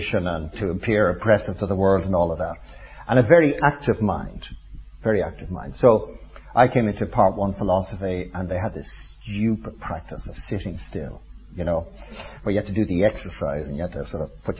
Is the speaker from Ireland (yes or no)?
yes; Ireland; I'm Irish